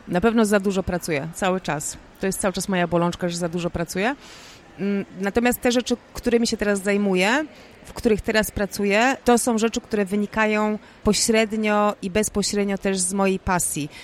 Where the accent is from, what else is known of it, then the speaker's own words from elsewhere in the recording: Poznań, Greater Poland, Poland; Ja jestem taką typową poznanianką